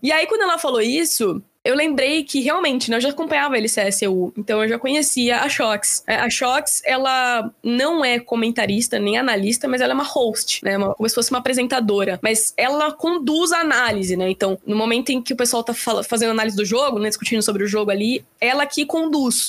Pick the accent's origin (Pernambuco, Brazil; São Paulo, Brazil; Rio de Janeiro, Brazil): São Paulo, Brazil; Piracicaba; moved away as an adult; also born or lived in Bauru; now in São Paulo, Brazil; minha cidade natal, que é Piracicaba, em São Paulo também